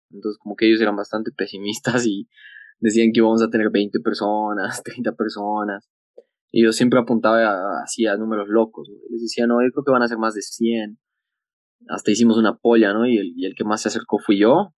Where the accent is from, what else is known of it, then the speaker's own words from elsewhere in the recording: Bolivia; deportista por Bolivia unos 16 años